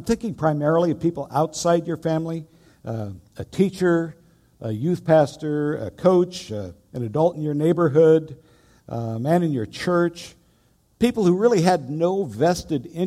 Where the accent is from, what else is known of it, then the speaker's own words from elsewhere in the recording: Lake Iliamna, Alaska, United States; moved away; also born or lived in England; home to Alaska. I was raised out on Lake Iliamna, and that was quite an experience growing up